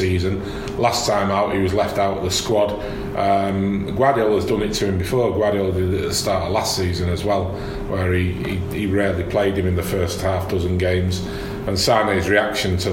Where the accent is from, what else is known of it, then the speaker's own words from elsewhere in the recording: Manchester, North West England, United Kingdom; as a Mancunian